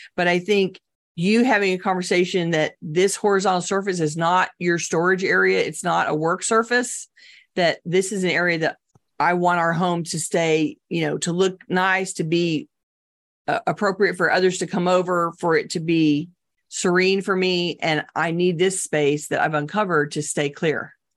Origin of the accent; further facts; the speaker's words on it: Texas, United States; I'm Texan